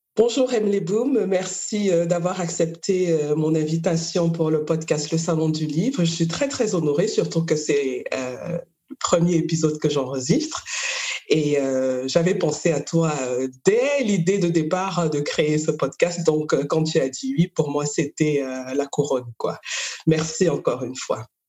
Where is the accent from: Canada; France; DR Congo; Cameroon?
Cameroon; moved away; moi aussi je viens du Cameroun